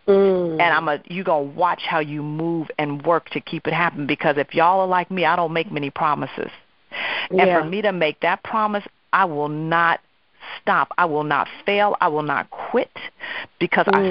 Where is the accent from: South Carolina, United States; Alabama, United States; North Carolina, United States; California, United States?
California, United States; Oakland; moved away as an adult; now in New York, United States; I was actually transitioning from Oakland, California, where I was born and raised, go Oaktown, to New York